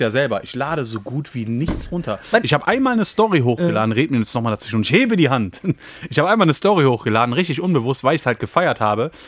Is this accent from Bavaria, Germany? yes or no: no; Düsseldorf, North Rhine-Westphalia, Germany; in der Gegend, wo ich aufgewachsen bin? In Düsseldorf-Garat